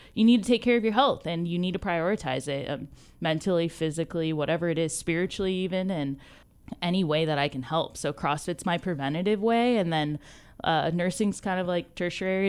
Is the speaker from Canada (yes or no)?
no; Ventura, California, United States; also born or lived in Santa Paula; I grew up in Ventura County